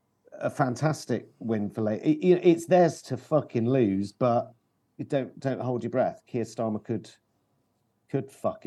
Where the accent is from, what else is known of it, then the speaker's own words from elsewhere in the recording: England, United Kingdom; But again, I think, again, as an English person, when I talk to a Scottish person who really believes in independence